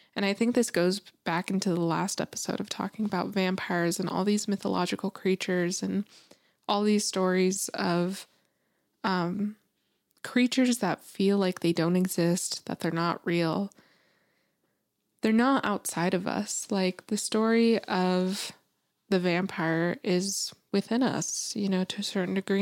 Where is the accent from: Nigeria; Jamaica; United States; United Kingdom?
United States; New Mexico; moved away; growing up in New Mexico and living there